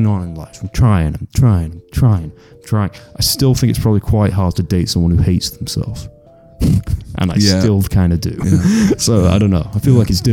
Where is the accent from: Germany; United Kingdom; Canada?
United Kingdom; England; I'm English.